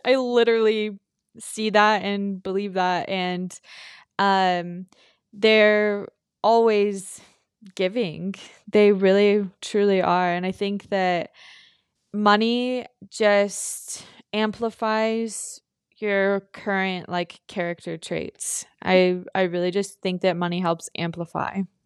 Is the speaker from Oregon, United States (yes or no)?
no; Filer, Idaho, United States; we're from Filer, Idaho, and it's a really small town. When we were growing up, it was probably eighteen hundred people.